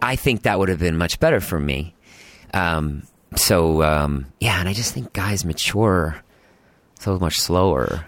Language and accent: English; Boston, Massachusetts, United States; I grew up in Boston, in the suburbs